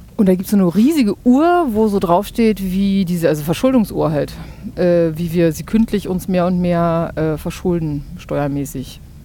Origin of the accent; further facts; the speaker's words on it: Berlin, Germany; also born or lived in Neustrelitz, Mecklenburg / Spandau, West Berlin; ich bin in Ostberlin geboren, in äh, Berlin-Kaulsdorf